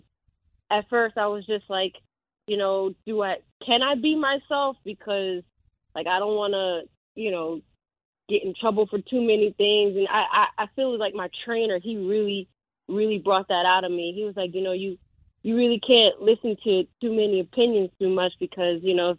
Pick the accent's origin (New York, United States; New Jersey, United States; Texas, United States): New Jersey, United States; Newark; I'm from Jersey, I'm from Newark, and, you know, we hood over here